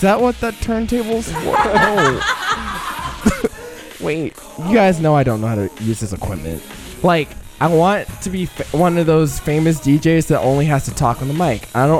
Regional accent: Nashville, Tennessee, United States; now in Chicago, United States; I'm from Nashville, which is like the home of country music

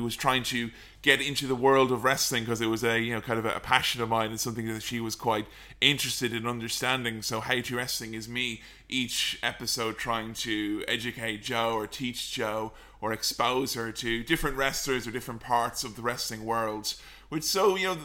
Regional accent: Delvin, Westmeath, Ireland; I just grew up in a small, little, tiny village in a kind of crappy part of the country where there wasn't really much going on, called Delvin in County Westmeath.

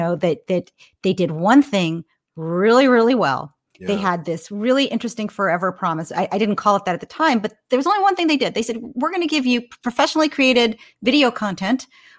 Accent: Menlo Park, California, United States; So I'm almost a lifer in the Bay Area. I grew up in Menlo Park, California. My dad and mom moved here from Brooklyn when I was 4 years old, kind of in search for a better life

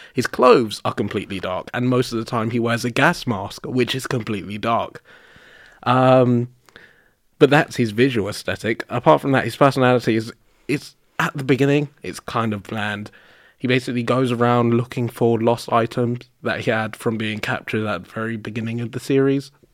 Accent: London, United Kingdom; fucking Londoner I am

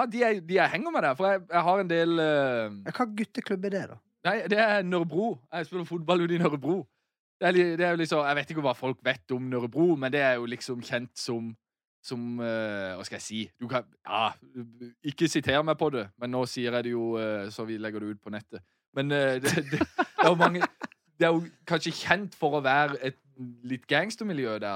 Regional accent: Southern Norway, Norway; Vi er jo sørlendinger.

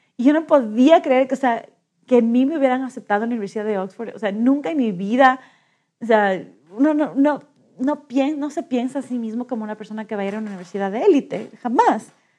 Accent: Quito, Pichincha, Ecuador; tengo 37 años y soy de Quito.

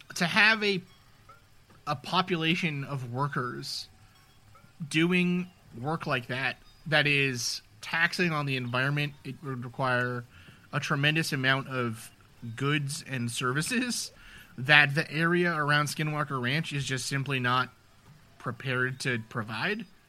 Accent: New York City, New York, United States; I grew up in New York City

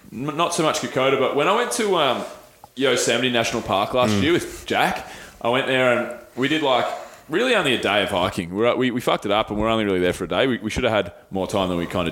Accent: Australia; I'm proud to be Australian

